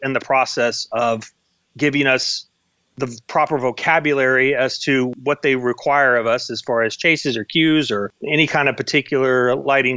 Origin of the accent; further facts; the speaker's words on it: Dallas, Texas, United States; moved away as an adult; now in Los Angeles, United States; I'm from Dallas originally.